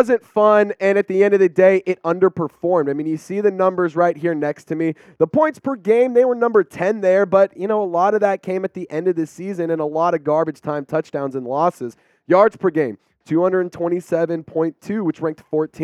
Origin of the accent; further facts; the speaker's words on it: Dallas, Texas, United States; I grew up in Dallas